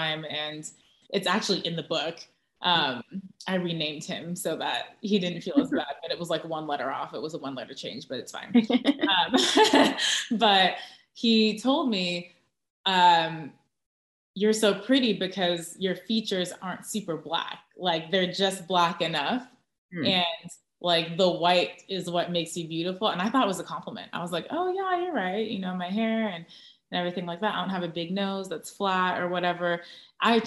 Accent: Orange County, Southern California, United States; also born or lived in Tustin, California / Irvine, California; Southern California, Orange County.

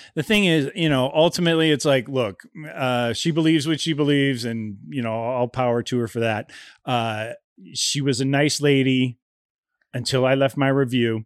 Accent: Ohio, United States; moved away; I grew up in Ohio

